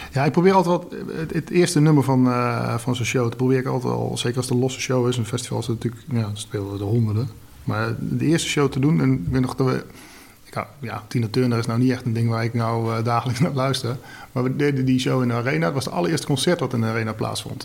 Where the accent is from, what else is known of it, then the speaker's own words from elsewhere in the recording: Nijmegen, Gelderland, Netherlands; Ik kom uit Nijmegen